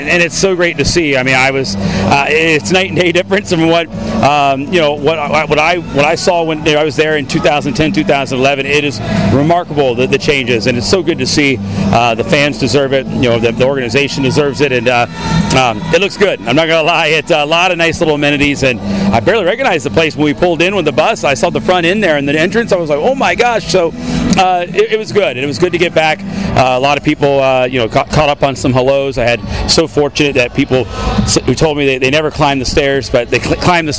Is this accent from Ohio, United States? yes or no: no; Virginia Beach, Virginia, United States; this is my hometown. I grew up in Virginia Beach